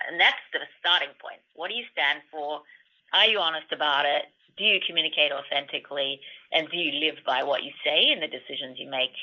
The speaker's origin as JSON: {"language": "English", "country": "Australia", "said": "I'm Australian"}